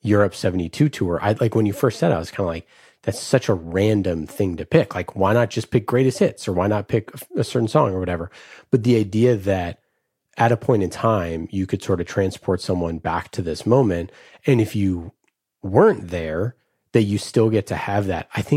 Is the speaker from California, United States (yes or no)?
yes; the Bay Area, California, United States; I grew up in the Bay Area